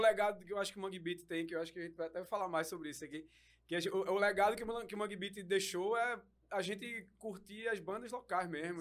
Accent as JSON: {"language": "Portuguese", "town": "Recife", "region": "Pernambuco", "country": "Brazil", "tie": "born or raised there", "said": "a gente é de Recife"}